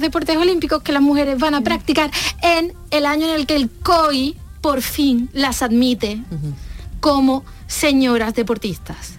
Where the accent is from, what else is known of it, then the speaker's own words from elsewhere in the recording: province of Huelva, Andalusia, Spain; yo soy de la provincia de Huelva